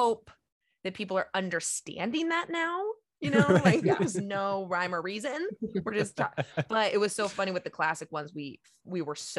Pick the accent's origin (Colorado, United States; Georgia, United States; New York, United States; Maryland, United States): Colorado, United States; Glenwood Springs; I'm from Glenwood Springs in Colorado